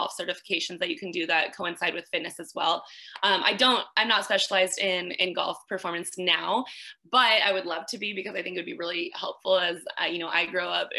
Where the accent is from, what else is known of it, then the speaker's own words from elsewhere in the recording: Arizona, United States; I grew up in Arizona.